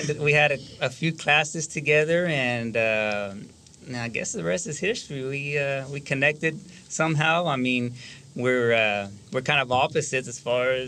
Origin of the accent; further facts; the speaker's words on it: Fort Worth, Texas, United States; also born or lived in East Los Angeles, California; we're from Fort Worth. I was actually born in California, but I was raised in Fort Worth. Moved here when we were two, so I got here as fast as I could.